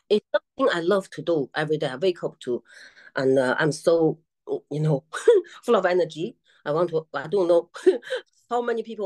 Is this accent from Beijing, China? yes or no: yes; Beijing, China; now in Manchester, United Kingdom; I'm from Beijing